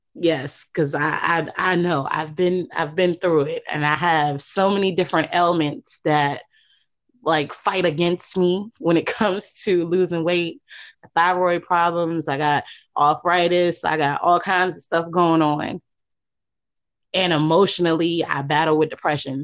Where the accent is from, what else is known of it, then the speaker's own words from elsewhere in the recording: New York City, New York, United States; now in Virginia, United States; I'm originally from Queens